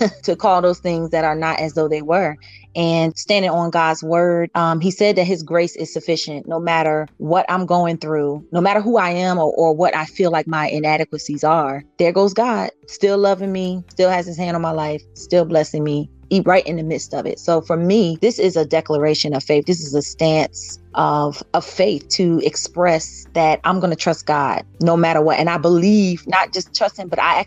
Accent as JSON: {"language": "English", "town": "Williamsburg", "region": "Virginia", "country": "United States", "said": "I'm from Williamsburg, Virginia"}